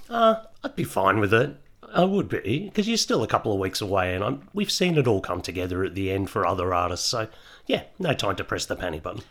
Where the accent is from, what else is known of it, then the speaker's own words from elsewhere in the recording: Melbourne, Victoria, Australia; I grew up in Melbourne